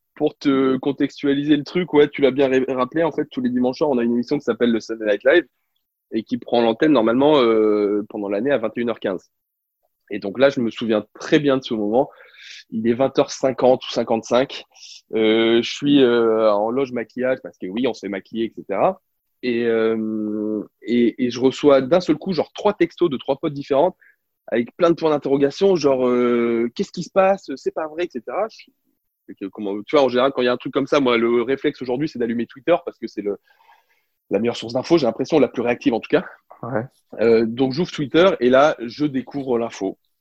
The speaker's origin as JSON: {"language": "French", "country": "France", "also_born_or_lived": "United States / La Rochelle", "accent": "French", "said": "comme tous les Français, alors oui, euh, oui, euh, j'ai passé quatre ans aux États-Unis, je parle anglais couramment, mais, mais évidemment que j'ai gardé un petit peu d'accent"}